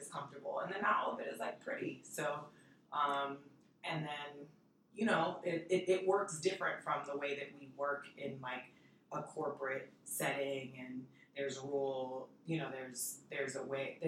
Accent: New York City, New York, United States; also born or lived in Washington Heights; Dominican from New York

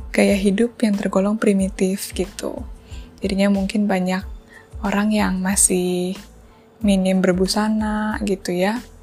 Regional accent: Java, Indonesia; saya sebagai orang Jawa

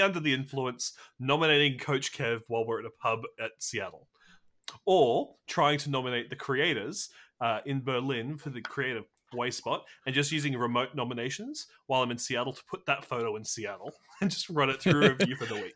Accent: Australia; I'm also Australian

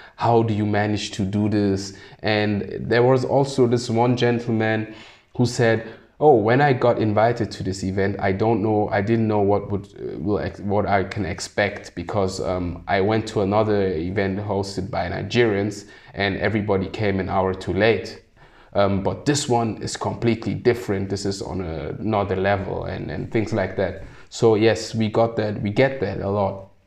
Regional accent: Germany; also born or lived in Sierra Leone; a person who's born in Sierra Leone but grew up in Germany and doesn't actually look German, but is very German

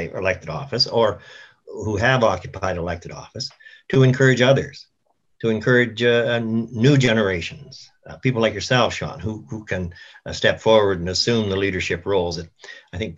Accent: Moose Jaw, Saskatchewan, Canada; I was living in my hometown of Moose Jaw

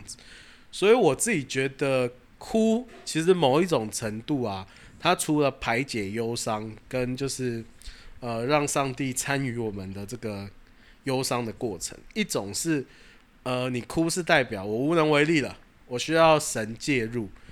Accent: Taichung, Taiwan; moved away; 然后回台中

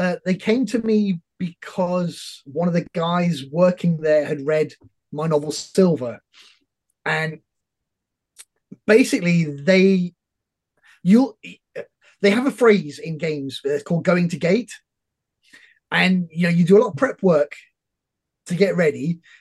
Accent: United Kingdom; as a Brit

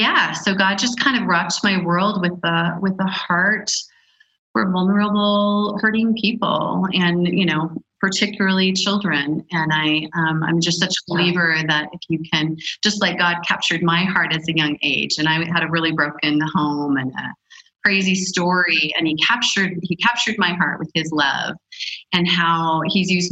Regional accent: United States; moved away as an adult; also born or lived in Africa; as an American woman

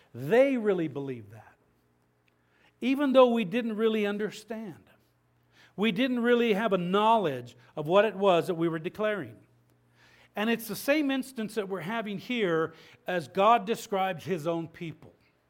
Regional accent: Habern, Idaho, United States; I remember growing up in Habern, Idaho. When I was in elementary school, I remember growing up in that part of the world where you had this mix of people, and there was a pretty good size amount of LDS people that were there.

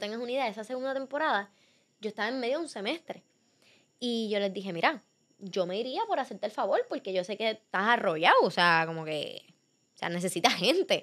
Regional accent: Puerto Rico; yo estoy de Puerto Rico. Y como que empezaron a vacilarse mi acento

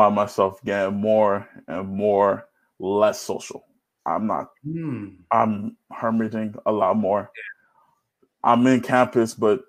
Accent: Nigeria; now in New York, United States; growing up, especially as a Nigerian

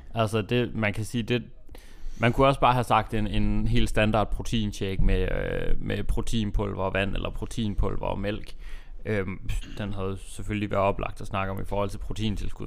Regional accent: Aalborg, North Denmark Region, Denmark; moved away; hjemme i, øh, hjemme i Aalborg

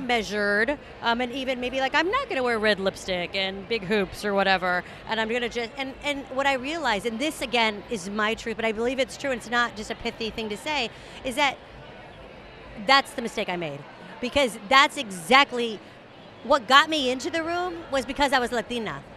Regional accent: San Antonio, Texas, United States; moved away; also born or lived in New York; I'm from San Antonio, Texas

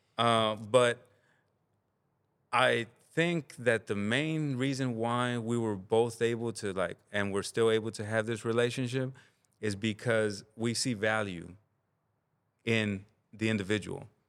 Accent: Los Angeles, California, United States; also born or lived in Santa Ana, California / Compton, California; now in Oakland, United States; it's what I remember growing up in, you know, Santa Ana in the neighborhoods. It's what I remember growing up in South Central Los Angeles

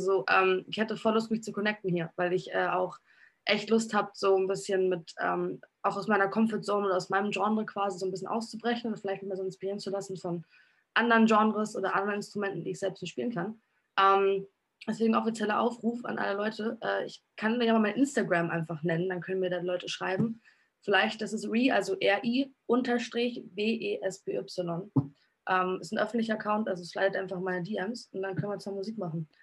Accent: Hamburg, Germany; in der Schanze in Hamburg tatsächlich, wo ich aufgewachsen bin die meiste Zeit

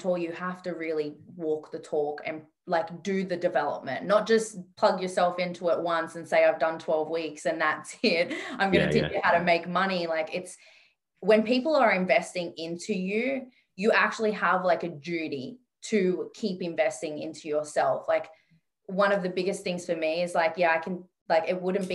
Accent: Sydney, New South Wales, Australia; I grew up in Western Sydney

